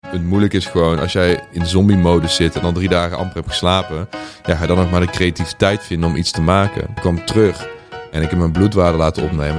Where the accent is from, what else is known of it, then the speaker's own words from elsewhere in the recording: Boxtel, North Brabant, Netherlands; moved away as an adult; also born or lived in Curaçao; now in Amsterdam, Netherlands; Ik ben opgegroeid in Bokstel in het zuiden van Nederland. Vlakbij Den Bosch